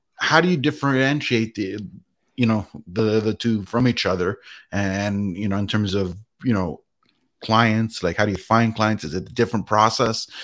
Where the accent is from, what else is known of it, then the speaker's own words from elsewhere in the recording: Canada; I was born and raised in Canada